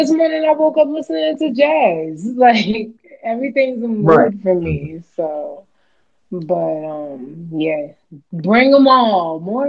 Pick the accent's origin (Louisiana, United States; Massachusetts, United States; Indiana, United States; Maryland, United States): Maryland, United States; Baltimore; I'm from Baltimore